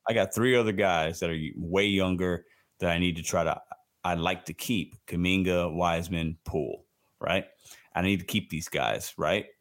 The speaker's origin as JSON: {"language": "English", "town": "Chicago", "region": "Illinois", "country": "United States", "said": "I'm from Chicago"}